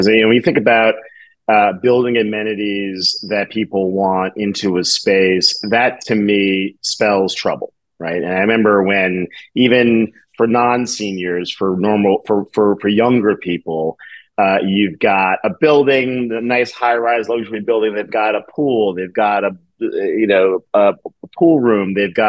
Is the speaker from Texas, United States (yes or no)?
no; New York, United States; I'm a New Yorker. We're not entertaining.